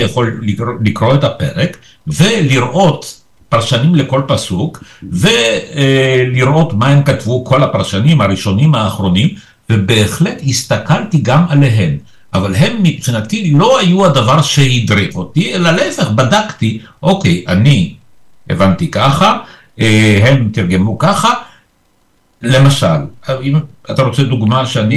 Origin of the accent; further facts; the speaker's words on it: Israel; Hebrew is a second language; also born or lived in Poland; ואני הגעתי ביחד איתם כילד בן שבע, אז זאת הסיבה שאני פה. ופה למדתי עברית, ופה גדלתי